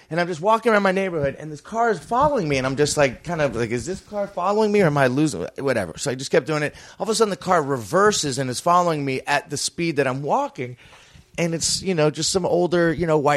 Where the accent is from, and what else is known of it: Florida, United States; born or raised there